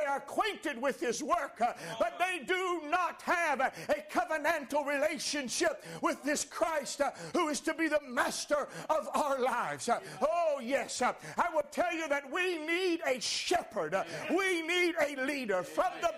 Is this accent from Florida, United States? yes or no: no; Washington, North Carolina, United States; I could have said, well, I'm from Washington, North Carolina.